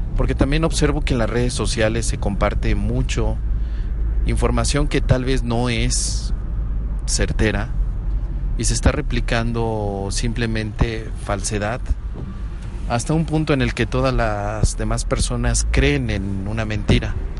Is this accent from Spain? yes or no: no; Mexico; como ciudadano mexicano